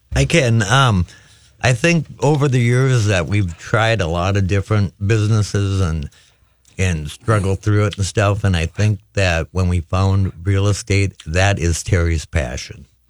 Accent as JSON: {"language": "English", "town": "St. Cloud", "region": "Minnesota", "country": "United States", "tie": "born or raised there", "lives_now": "Harris, United States", "said": "I grew up in St. Cloud, Minnesota"}